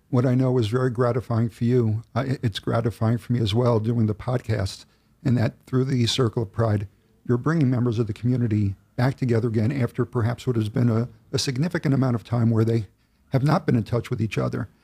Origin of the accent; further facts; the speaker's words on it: Oceanside, New York, United States; I lived in Oceanside, I grew up in Oceanside, I went through the school system